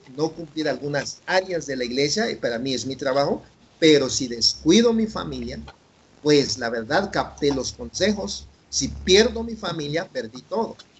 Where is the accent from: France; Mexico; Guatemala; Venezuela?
Guatemala; first language Chuj; Spanish is a second language; moved away; also born or lived in San Leandro, California; acá en mi país Guatemala